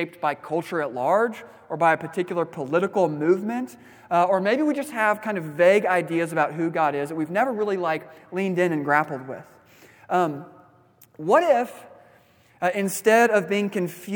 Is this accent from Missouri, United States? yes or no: yes; Missouri, United States; moved away; I was not from Texas. I was from Missouri